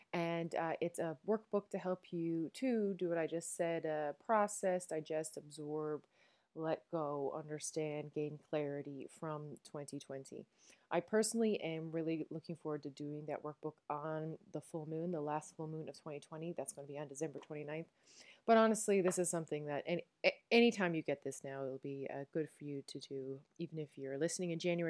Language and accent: English; Newfoundland and Labrador, Canada; accent: Newfoundland; now in Netherlands; I am a Newfoundlander and Canadian